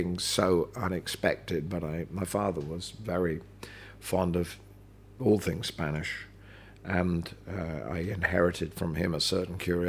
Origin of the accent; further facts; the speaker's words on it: London, United Kingdom; also born or lived in Birkenhead; I was born in London. I was born in St Mary's